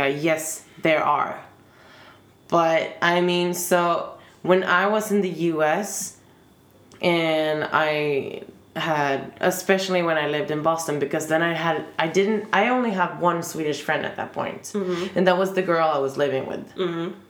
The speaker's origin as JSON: {"language": "English", "country": "Sweden", "tie": "born or raised there", "also_born_or_lived": "United States", "said": "I moved to Sweden. Mm-hmm. So, I mean, I'm American and I'm Swedish."}